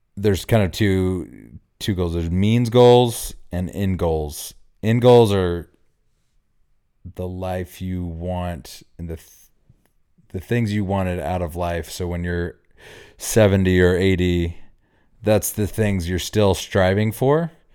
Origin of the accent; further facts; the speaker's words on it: Oklahoma, United States; moved away; my background, I grew up in Oklahoma.